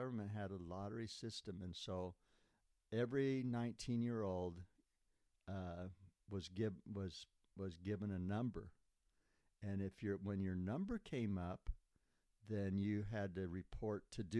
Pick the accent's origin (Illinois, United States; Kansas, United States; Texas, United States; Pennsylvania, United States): Kansas, United States; Montezuma; moved away as an adult; now in Lebanon, United States; I came from Montezuma, Kansas, to Lebanon, Oregon, to serve 2 years in the Lebanon hospital here, volunteer